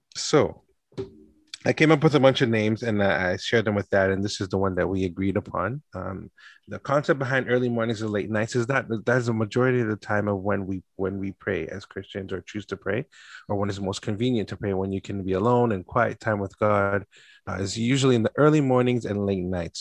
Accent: Canada; born and raised in Canada

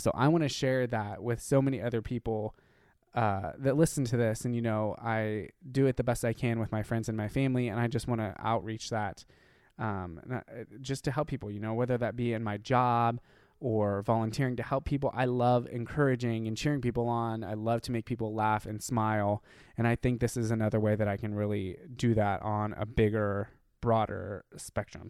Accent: Ohio, United States; being gay and growing up in Ohio

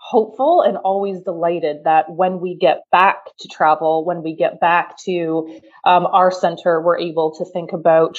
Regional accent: Germany; moved away; I grew up in West Germany

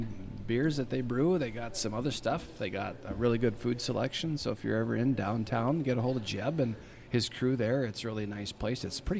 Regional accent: Devils Lake, North Dakota, United States; born or raised there

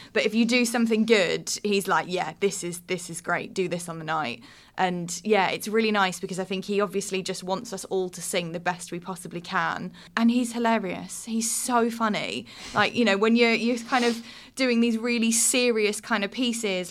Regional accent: the Southeast, South East England, United Kingdom; moved away as an adult; also born or lived in Birmingham; I'm originally born and raised in the Southeast

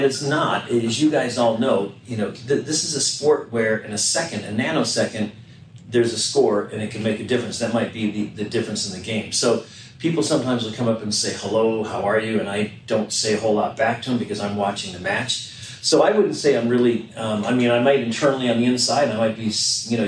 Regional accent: Minnesota, United States; now in Sacramento, United States; I grew up in Minnesota, loved the Minnesota Vikings

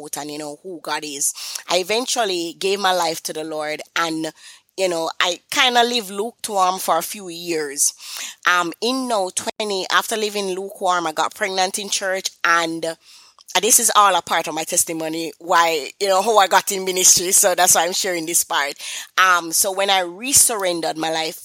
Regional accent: Kingston, Jamaica; I am from Kingston, Jamaica, and, you know, persons might say, that accent sound a little bit familiar

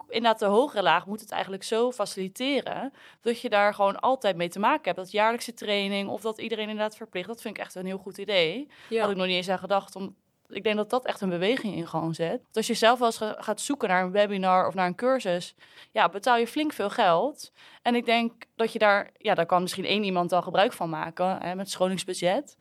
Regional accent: Netherlands; als Nederlanders

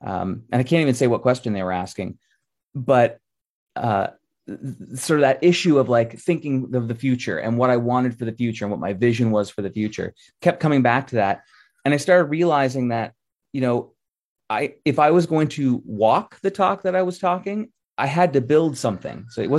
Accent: Halifax, Nova Scotia, Canada; born there; I was born in Halifax in 1977.

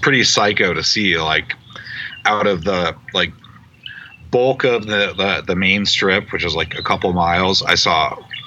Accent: Iowa, United States; now in Las Vegas, United States; I'm from Iowa, so I'm used to the cold

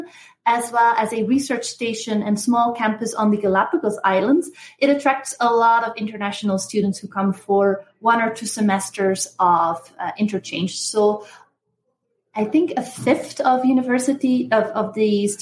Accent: Belgium; moved away as an adult; also born or lived in Atlanta, United States / Netherlands; I'm originally from Belgium and I started my studies in Belgium at University of Brussels.

